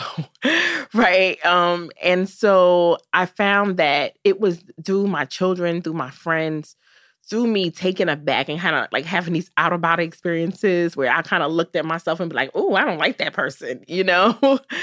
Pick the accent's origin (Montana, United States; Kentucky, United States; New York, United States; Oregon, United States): New York, United States; New York City; Growing up in Brooklyn was amazing. I'm so happy that I grew up in this city